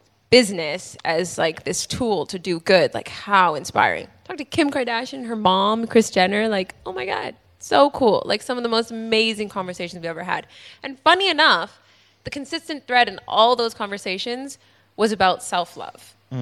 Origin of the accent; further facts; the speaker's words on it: Canada; I'm so Canadian like